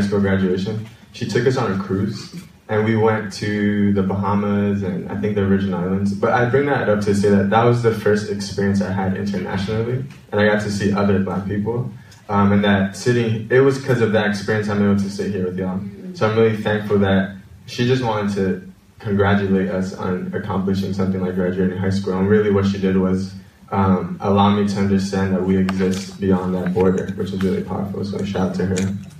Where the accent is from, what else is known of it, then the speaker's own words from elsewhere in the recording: New York City, New York, United States; also born or lived in Washington Heights; I'm from the Bronx, New York